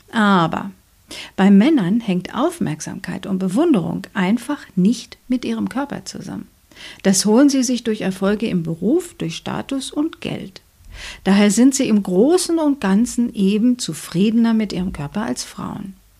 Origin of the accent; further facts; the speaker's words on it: Germany; bei uns in Deutschland